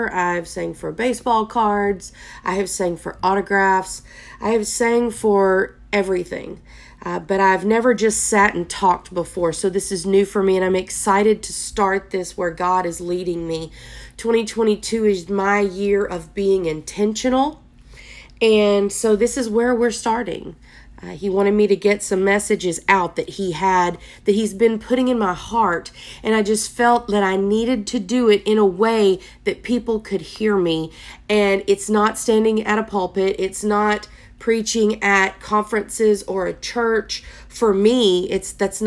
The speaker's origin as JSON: {"language": "English", "region": "Texas", "country": "United States", "said": "I am from Texas"}